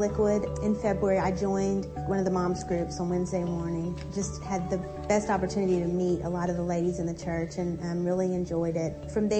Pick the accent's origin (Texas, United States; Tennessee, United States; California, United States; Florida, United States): Texas, United States; moved away as an adult; now in New Jersey, United States; this is my husband … we are originally from Texas. We've been in New Jersey for the last almost 3 years.